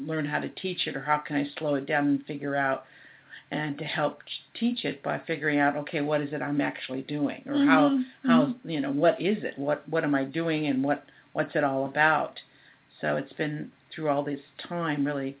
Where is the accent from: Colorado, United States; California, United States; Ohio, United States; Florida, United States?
California, United States; Sunnyvale; also born or lived in Monterey; growing up in Sunnyvale and living in the Silicon Valley